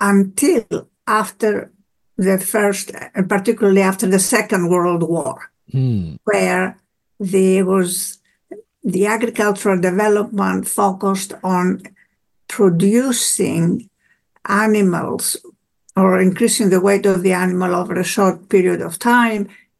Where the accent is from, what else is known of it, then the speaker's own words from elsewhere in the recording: Greece; born there; I was born in Greece and we have a summer home